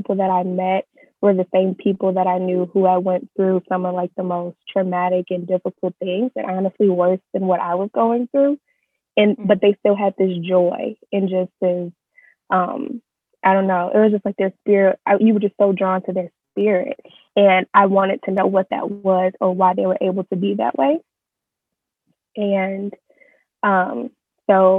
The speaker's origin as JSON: {"language": "English", "town": "Chicago", "region": "Illinois", "country": "United States", "tie": "born or raised there", "said": "I am born and raised in Chicago, currently living in Chicago"}